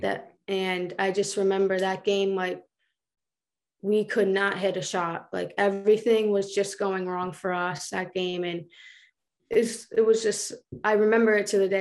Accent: Johnston, Rhode Island, United States; In Johnston, like, we're all, like, a tight family

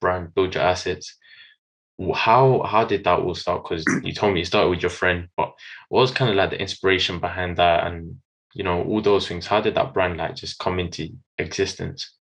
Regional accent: London, United Kingdom; I'm from London.

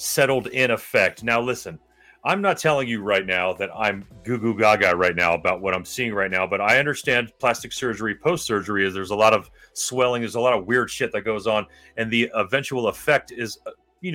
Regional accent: Miami, Florida, United States; growing up in Miami

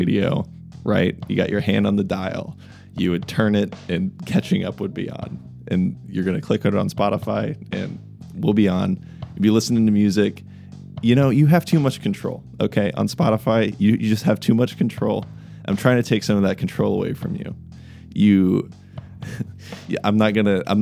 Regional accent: Kansas City, United States; I'm from Kansas City

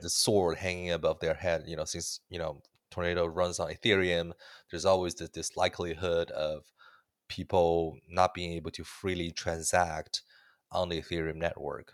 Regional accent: Canada; as a Canadian man

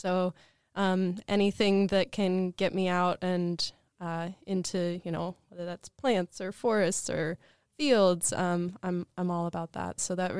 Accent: Portland, Oregon, United States; I grew up in the Portland area, a very lush place, great for growing things.

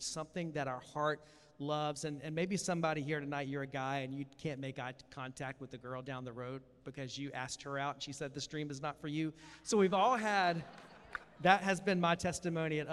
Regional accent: Columbia, South Carolina, United States; I grew up in Columbia, South Carolina

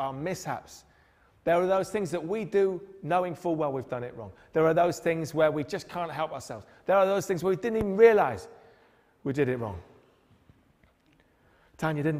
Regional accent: Newcastle upon Tyne, North East England, United Kingdom; we grew up in Newcastle

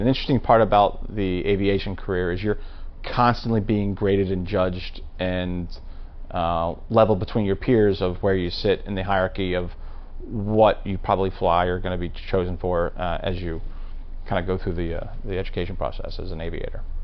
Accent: Maryland, United States; I'm being from Maryland, and the rest of the cousins, we all attended Boys State in the summertime

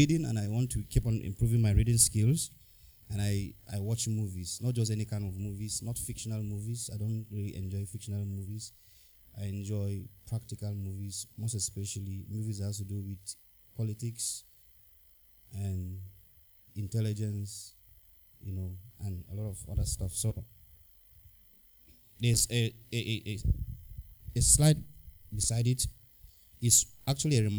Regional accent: Plateau, Nigeria; I'm from Plateau State, Nigeria

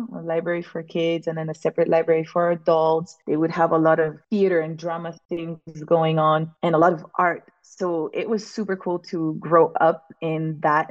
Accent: French Polynesia; moved away as an adult; now in Maui, United States; I was born and raised in Tahiti

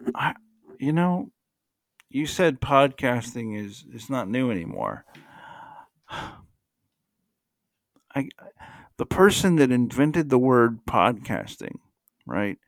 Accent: United States; I'm just an American

